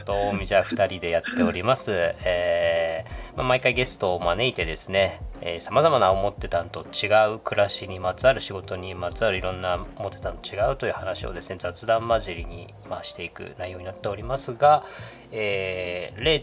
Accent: Okinawa, Japan; 僕沖縄出身だから

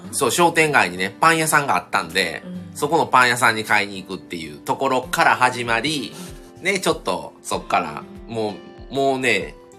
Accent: Kobe, Hyogo, Japan; accent: Kansai; also born or lived in Shiga; 今、神戸に住んでるんですね。それ神戸で育ったんですけど、僕、生まれが、あの、琵琶湖がある滋賀県

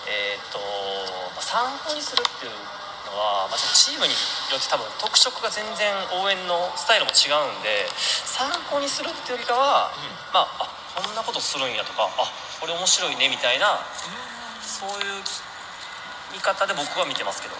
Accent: Kansai, Japan; 僕も関西人としてはちょっと謎なんですけど

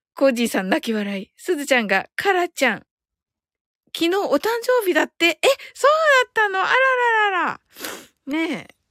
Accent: Kyushu, Japan; 私九州人

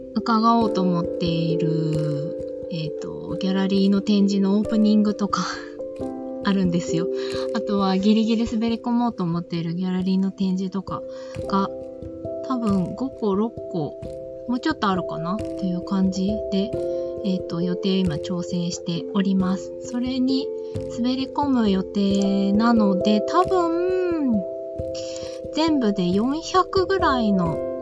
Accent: Shizuoka, Japan; 私も静岡の出身なので

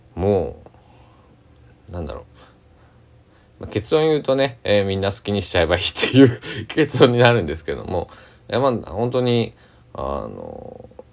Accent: Kochi, Japan; 僕は高知県出身なんですけども

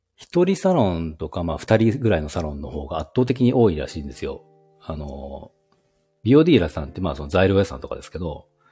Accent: Aichi, Japan; also born or lived in Nagoya; 出身も愛知ですね

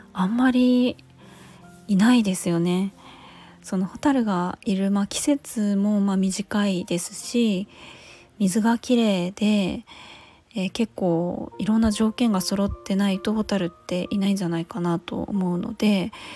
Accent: Chiba, Japan; also born or lived in Finland; 私千葉県出身なんですけども

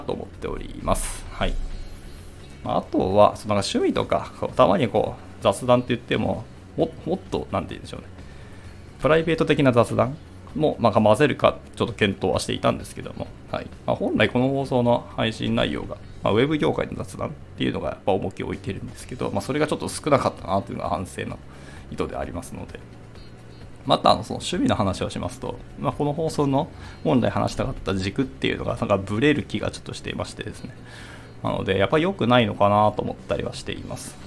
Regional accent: Hiroshima, Japan; 私の地元、あの、広島

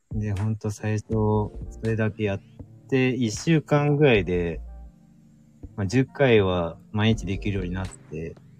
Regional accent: Kansai, Japan; also born or lived in Shizuoka Prefecture; now in Shizuoka, Japan; 自分は出身関西ですよ

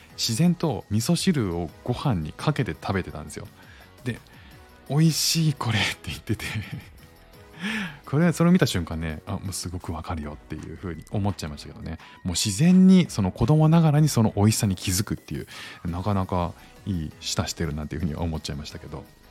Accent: Kanto, Japan; now in Singapore; 僕も関東なんですけど

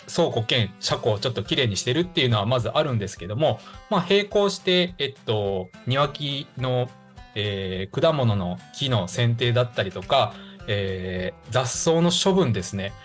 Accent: Higashikagawa, Kagawa, Japan; 地元香川県東香川市を深く愛する男

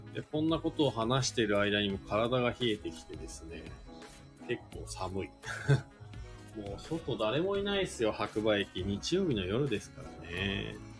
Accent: Shizuoka, Japan; now in Hakuba, Japan; 僕静岡県出身で

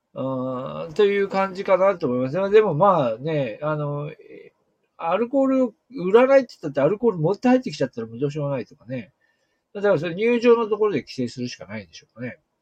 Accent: Hirosaki, Aomori, Japan; also born or lived in Niigata Prefecture; now in Niigata, Japan; 私自身が出身地の、えー、青森県の弘前市ですね

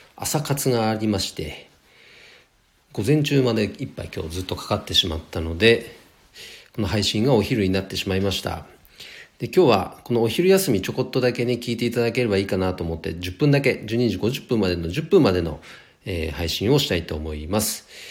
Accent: Nagano, Japan; この地元長野県

